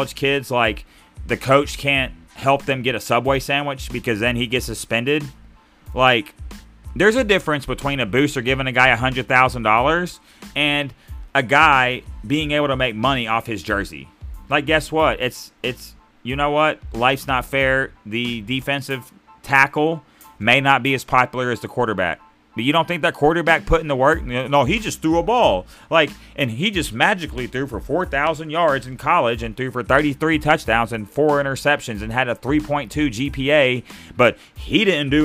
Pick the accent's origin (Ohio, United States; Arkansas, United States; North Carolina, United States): Arkansas, United States; I'm from Arkansas